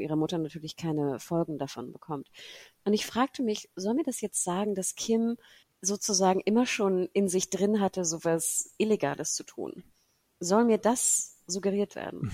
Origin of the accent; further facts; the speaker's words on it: Germany; wir als Deutsche